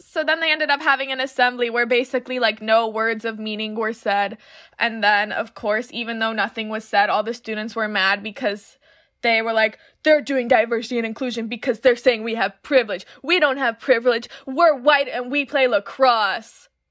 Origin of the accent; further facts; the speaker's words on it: Winter Park, Florida, United States; also born or lived in Orlando; I'm from Orlando, but I actually grew up in Winter Park.